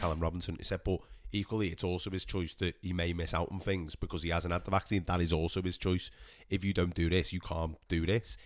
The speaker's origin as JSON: {"language": "English", "region": "England", "country": "United Kingdom", "said": "us as English people"}